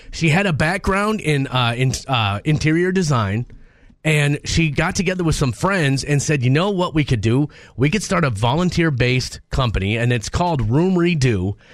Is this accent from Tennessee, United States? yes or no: no; Minnesota, United States; Born and raised in Minnesota, I don't know why I complain so much about the weather.